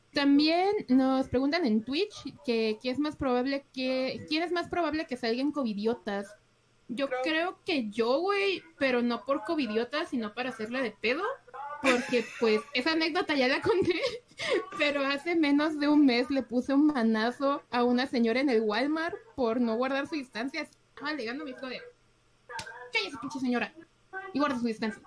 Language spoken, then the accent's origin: Spanish; Mexico; somos mexicanos